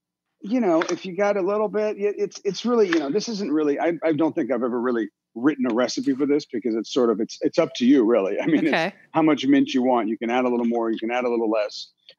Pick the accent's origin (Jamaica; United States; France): France; also born or lived in Italy; I was born and raised in France and Italy.